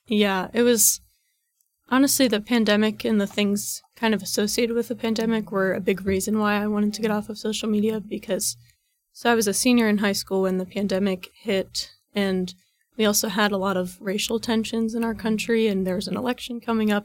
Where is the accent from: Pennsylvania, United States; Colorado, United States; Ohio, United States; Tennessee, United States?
Ohio, United States; Reynoldsburg; I'm from Reynoldsburg, Ohio, which is about, like, fifteen minutes east of Columbus